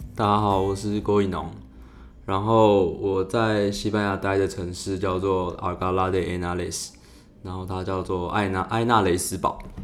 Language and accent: Chinese; Taiwan; 因为我们台湾人会打散开来坐